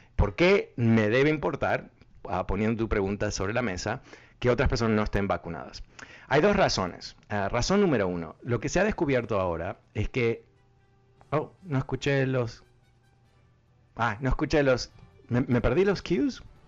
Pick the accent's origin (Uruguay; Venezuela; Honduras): Uruguay; soy uruguayo